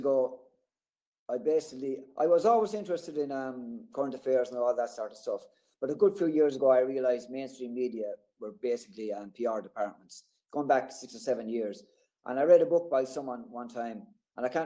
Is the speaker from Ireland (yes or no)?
yes; Thomastown, Leinster, Ireland; I'm from Thomastown. It's about 10 miles from Kilkenny City. It's a small town. I've lived here all my life